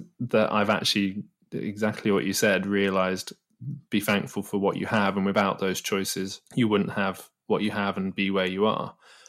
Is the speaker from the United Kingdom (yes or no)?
yes; Manchester, North West England, United Kingdom; when we finished uni, you know, I moved back to my hometown and seeing everyone, you know, like yourself, that stayed more in and around Manchester